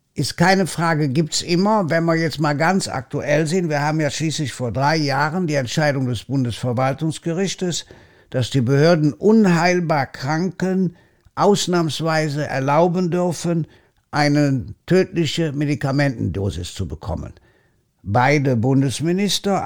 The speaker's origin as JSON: {"language": "German", "country": "Germany", "said": "bei uns in Deutschland"}